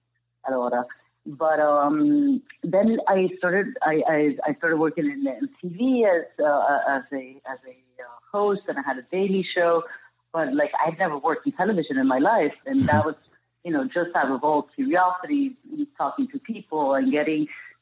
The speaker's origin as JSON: {"language": "English", "region": "Amazonas", "country": "Venezuela", "tie": "born or raised there", "second_language": "English", "moved": "yes", "said": "growing up in Venezuela and in the Amazon"}